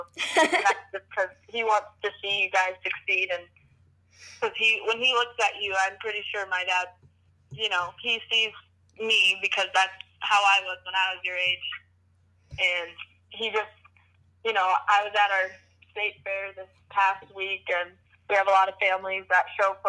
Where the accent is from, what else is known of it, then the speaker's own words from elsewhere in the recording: Wisconsin, United States; it's in my home state.